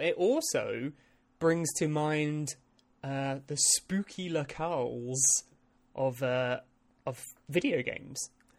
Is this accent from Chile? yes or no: no; United Kingdom; I am a British man